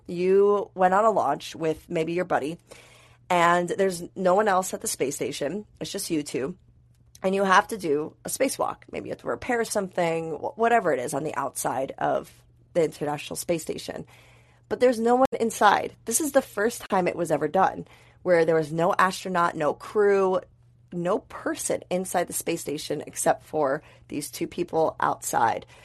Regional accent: United States; accent: American; my crazy American accent

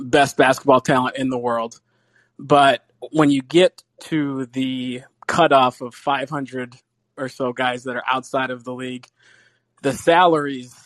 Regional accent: Chicago, Illinois, United States; I am from Chicago

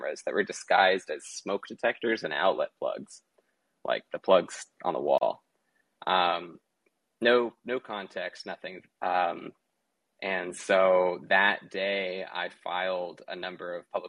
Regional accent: Portland, Oregon, United States; I grew up in Portland, and so going to riots is kind of what you do as a teenager in Portland growing up

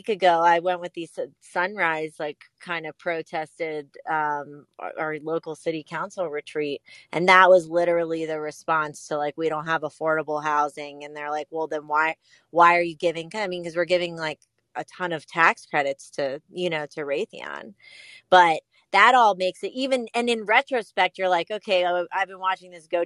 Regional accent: Atlantic City, New Jersey, United States; now in North Carolina, United States; I grew up in Atlantic City

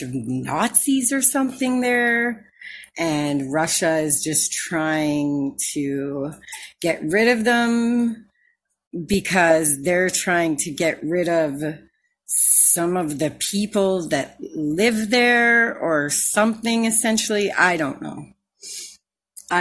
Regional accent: Canada; I'm from Canada

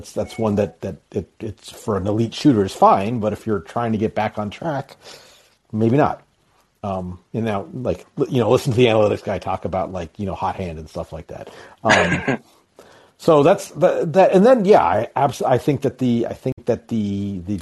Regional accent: Anchorage, Alaska, United States; now in Milwaukee, United States; I live outside Milwaukee now. I'm originally from Anchorage, Alaska

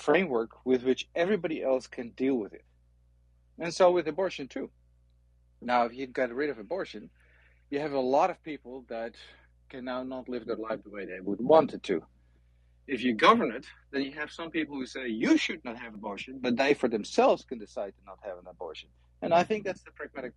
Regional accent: Netherlands; English is a second language; moved away as an adult; now in United States; I've been living in the United States for about 32 years. I was born in the Netherlands. That explains my little accent

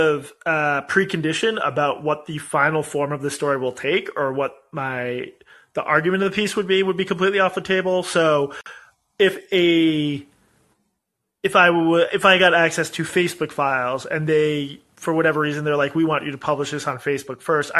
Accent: Boston, Massachusetts, United States; my hometown in Boston

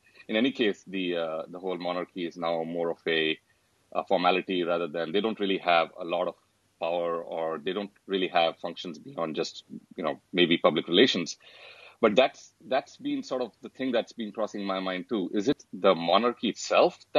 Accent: India; moved away; Four of us, we grew up in India

